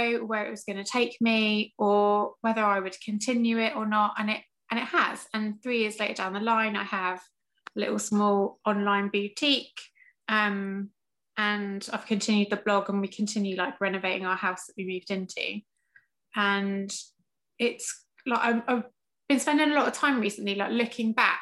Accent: England, United Kingdom; accent: English; moved away as an adult; also born or lived in Chester County, Pennsylvania; now in Pennsylvania, United States; I'm originally from England.

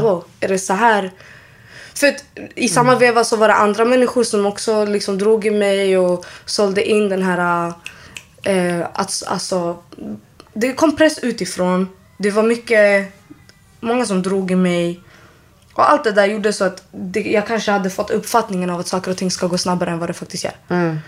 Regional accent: Solna, Stockholm County, Sweden; uppväxt i Solna. Jag har växt upp där.

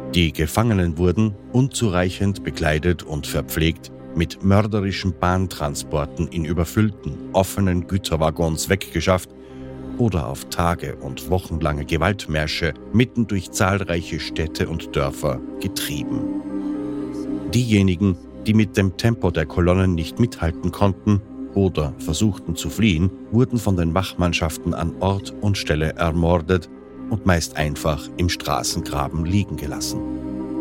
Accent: Austria; Als Österreicher betrifft mich das besonders

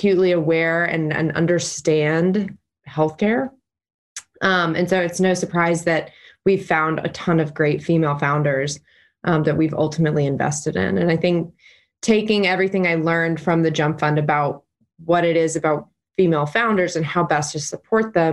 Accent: Chattanooga, Tennessee, United States; moved away as an adult; now in Nashville, United States; I'm originally from Chattanooga, been in Nashville for 6 years

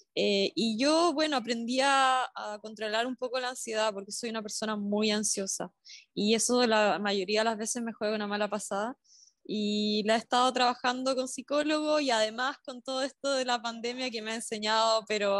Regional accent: southern Chile, Chile; yo soy del sur de Chile

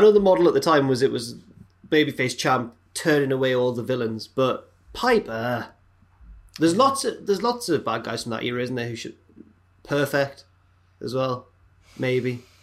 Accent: England, United Kingdom; we're English

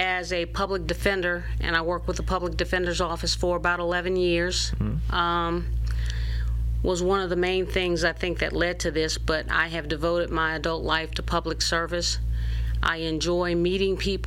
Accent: Baton Rouge, Louisiana, United States; I am a native of Baton Rouge and a product of our public school system

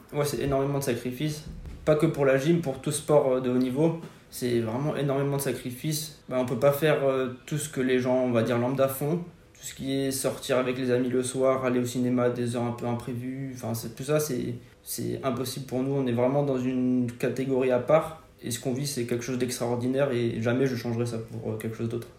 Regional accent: Forbach, Grand Est, France; moved away; quand j'étais petit, quand j'étais à Fort-Bas.

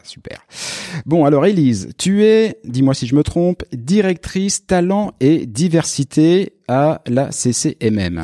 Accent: France; moved away as an adult; now in Quebec, Canada; comme moi, on vient de France

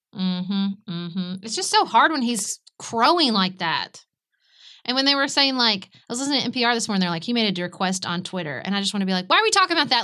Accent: United States; as an American

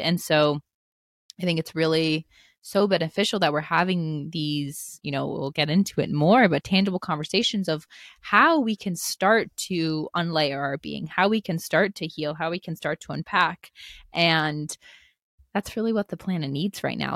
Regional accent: East Coast of the United States, United States; I grew up on the East Coast of the United States

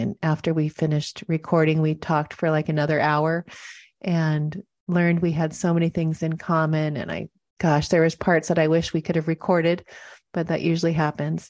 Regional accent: Seattle, Washington, United States; also born or lived in Montana; now in Del Mar, United States; I grew up in Seattle

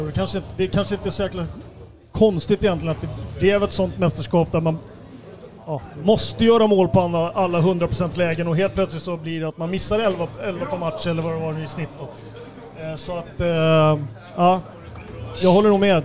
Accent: Sweden; moved away as an adult; also born or lived in Norway; jag kom som svensk till Norge

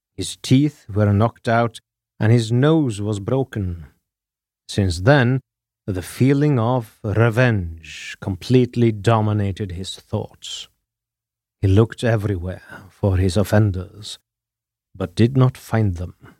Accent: Norway; I am your Norwegian host

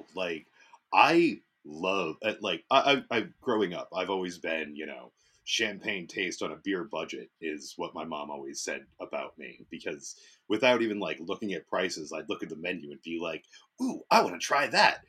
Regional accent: the South, United States; I grew up in the South

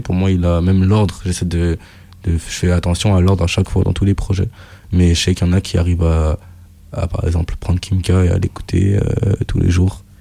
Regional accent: France; je suis français

